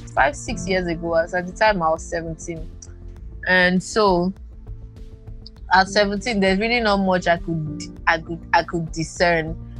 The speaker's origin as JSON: {"language": "English", "town": "Uyo", "region": "Akwa Ibom", "country": "Nigeria", "said": "I'm from Akwa Ibom, Uyo"}